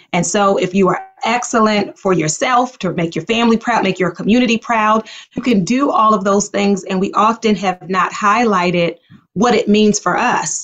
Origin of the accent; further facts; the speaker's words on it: Baltimore, Maryland, United States; also born or lived in Liberia; I grew up in Baltimore.